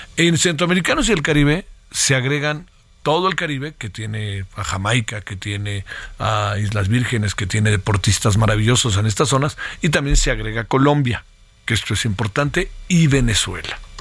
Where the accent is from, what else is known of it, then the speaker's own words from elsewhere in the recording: Mexico; mexicanos, mexicanos. Sí, mexicanos